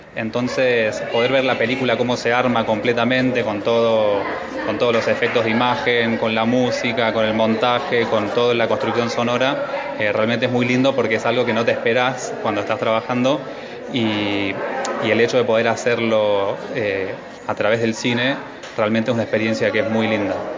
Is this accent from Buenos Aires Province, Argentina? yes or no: no; Villa Dolores, Córdoba, Argentina; yo soy de Villa Dolores, que es en Tras la Sierra